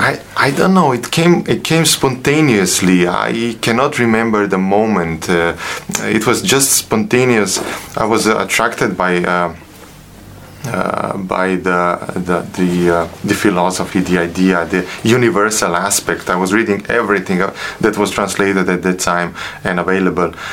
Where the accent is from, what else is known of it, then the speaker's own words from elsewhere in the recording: Sarajevo, Federation of Bosnia and Herzegovina, Bosnia & Herzegovina; moved away as an adult; now in Slovenia; I was born in Sarajevo. I was I grew up there, uh, finished my high school there